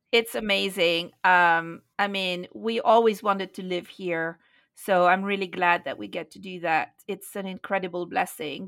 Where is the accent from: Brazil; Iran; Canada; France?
France; moved away as an adult; also born or lived in London / India; now in Nepal; I grew up in France, became a disciple, a Christian in London in nineteen eighty-three